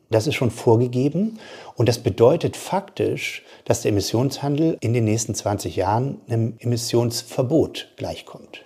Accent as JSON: {"language": "German", "town": "Bremerhaven", "region": "Bremen", "country": "Germany", "said": "Ich komme aus Bremerhaven, ich komme aus der Arbeiterfamilie"}